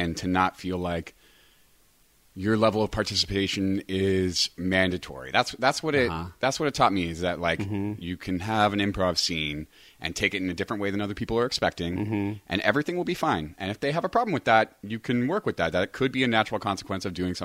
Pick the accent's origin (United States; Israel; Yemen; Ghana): United States; Sacramento, California; moved away as an adult; now in Los Angeles, United States; I'm from Sacramento